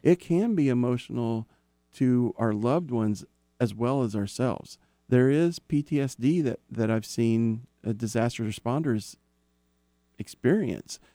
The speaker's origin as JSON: {"language": "English", "region": "Oklahoma", "country": "United States", "also_born_or_lived": "Dallas area, Texas", "moved": "yes", "said": "I'm from Oklahoma. So I dealt with tornadoes and I dealt with flash floods on a regular basis"}